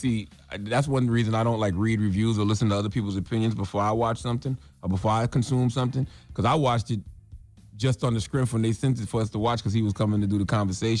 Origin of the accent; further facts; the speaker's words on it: South Carolina, United States; I mean, I grew up in South Carolina, so we always shot fireworks.